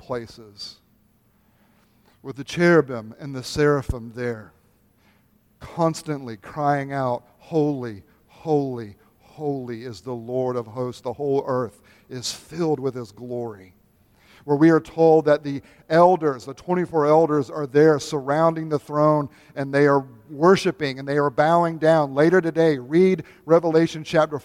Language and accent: English; United States; as American Reformed evangelicals